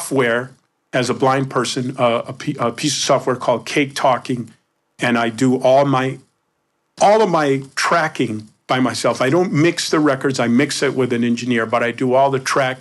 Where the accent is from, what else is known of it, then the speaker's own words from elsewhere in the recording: Embudo, New Mexico, United States; when I grew up, I grew up in New Mexico